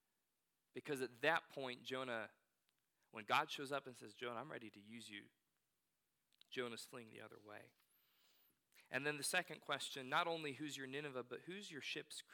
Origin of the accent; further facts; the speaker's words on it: Northern Virginia, United States; moved away; also born or lived in North Carolina; growing up in Northern Virginia